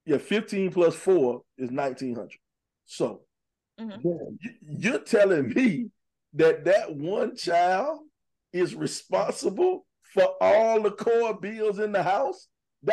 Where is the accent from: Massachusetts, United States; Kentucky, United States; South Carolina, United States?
South Carolina, United States; Columbia; we're all born and raised in Columbia